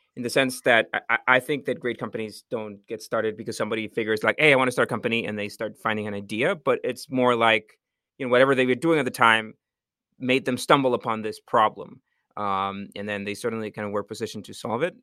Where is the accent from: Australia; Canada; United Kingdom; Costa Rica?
Costa Rica; I'm from Costa Rica.